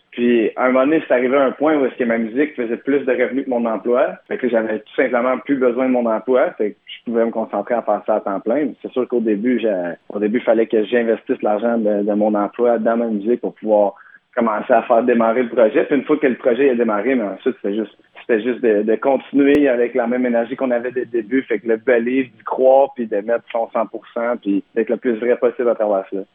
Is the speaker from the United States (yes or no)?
no; Gatineau, Quebec, Canada; je viens de Gatineau